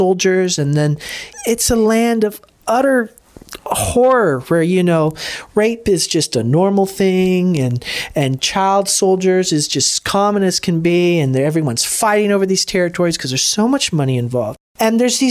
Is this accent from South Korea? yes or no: no; DR Congo; I grew up in the Congo